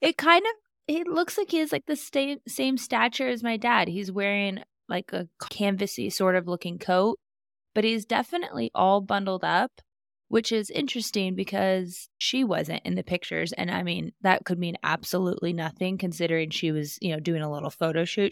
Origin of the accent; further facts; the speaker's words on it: Alaska, United States; where I grew up in Alaska